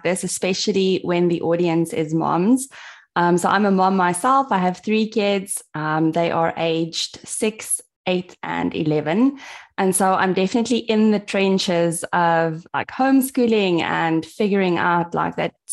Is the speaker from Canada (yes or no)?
no; South Africa; I'm from South Africa. I live in a tiny town called Mossel Bay, which is very close to Cape Town.